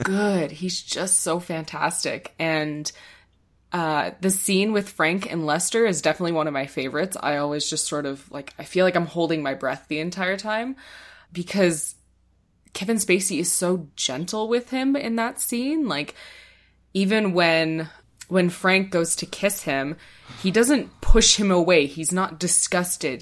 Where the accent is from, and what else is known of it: Canada